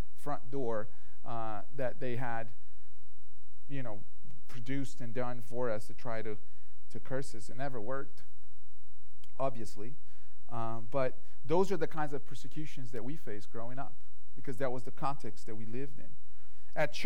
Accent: Brazil; moved away; growing up in Brazil, my family had a lot of exposure to spirituality.

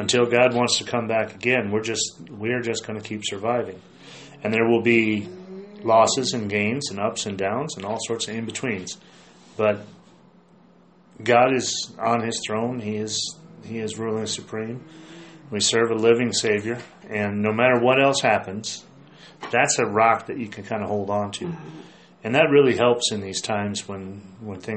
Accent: United States; I love being an American. I love this country.

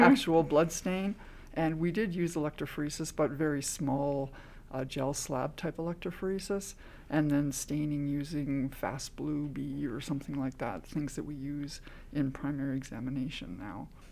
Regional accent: Canada; I am Canadian

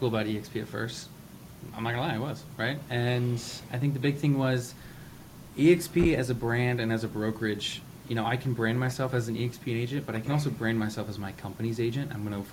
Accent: Richmond, Virginia, United States; now in Washington DC metro area, United States; I'm actually from Richmond, Virginia

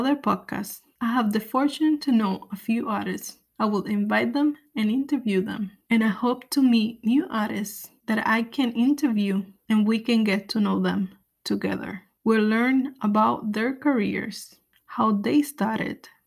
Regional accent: Puerto Rico; moved away as an adult; also born or lived in Los Angeles / Ohio / Alabama / Chicago; now in New York, United States; I was born in New York, but before I turned 1, my parents moved back to Puerto Rico. I grew up on the island.

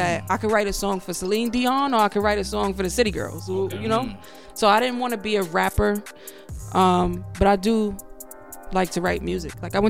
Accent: New York City, New York, United States; also born or lived in New Jersey; But I'm from Canarsie. I'm from the Floss or whatever. I'm from Brooklyn.

